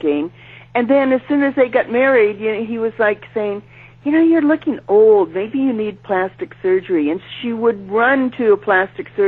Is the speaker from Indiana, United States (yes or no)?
no; San Francisco, California, United States; I'm from San Francisco.